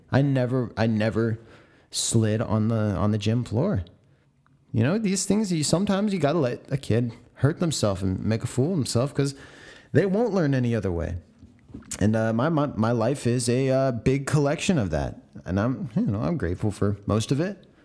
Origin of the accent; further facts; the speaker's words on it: San Diego, California, United States; my hometown of San Diego.